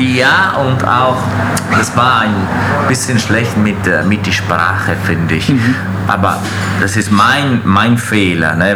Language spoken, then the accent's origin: German; Veneto, Italy; German is a second language; also born or lived in Fürth, Germany; now in Schwabach, Germany; als ich, ich, ich, in die Schule angefangen habe, äh, war ich immer in Italien